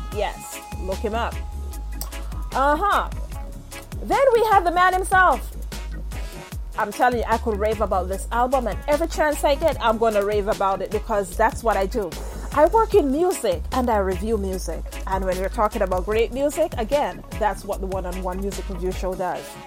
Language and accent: English; Jamaica; now in United States; I'm from Jamaica, had some very hard days. Not only in Jamaica, here in the U.S.